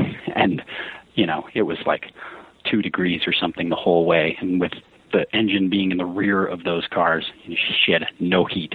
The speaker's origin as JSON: {"language": "English", "town": "New Berlin", "region": "Wisconsin", "country": "United States", "tie": "born or raised there", "also_born_or_lived": "Colorado / Grafton, Wisconsin", "said": "So I grew up in New Berlin, is how it's said. It's just west of West Allis"}